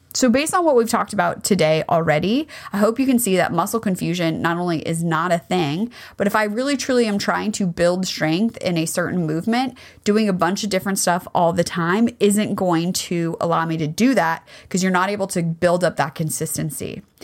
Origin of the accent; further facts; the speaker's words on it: United States; as a kid growing up in America